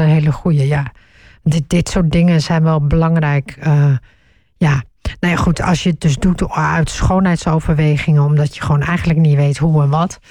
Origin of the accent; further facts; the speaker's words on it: northeast Groningen, Netherlands; Ik ben in Noordoost-Groningen opgegroeid